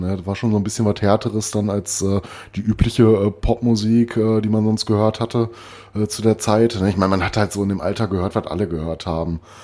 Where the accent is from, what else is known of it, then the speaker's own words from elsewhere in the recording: Recklinghausen, North Rhine-Westphalia, Germany; moved away; meine alte Heimat Recklinghausen